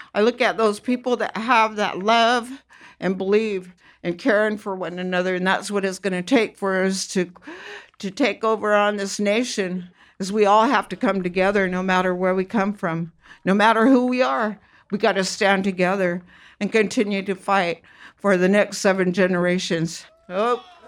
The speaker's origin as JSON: {"language": "English", "area": "Round Valley", "region": "California", "country": "United States", "said": "we're from Round Valley"}